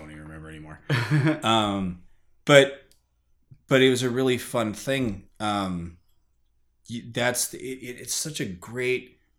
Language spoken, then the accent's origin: English; United States; also born or lived in Germany; As soon as I open my mouth, everybody in the bar knows I'm American.